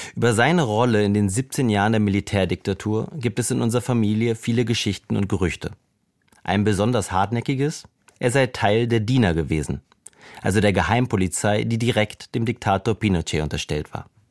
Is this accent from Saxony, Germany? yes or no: no; Berlin, Germany; unzählige Liederabende mit anderen Exilierten in unserem Berliner Wohnzimmer